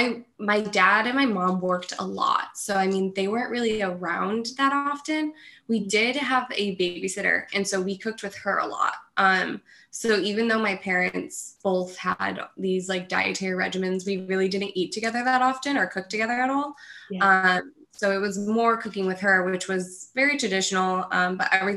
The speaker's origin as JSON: {"language": "English", "town": "Livonia", "region": "New York", "country": "United States", "tie": "born or raised there", "said": "I'm from Rochester, well, south of Rochester, New York, actually Livonia. So it's in upstate New York."}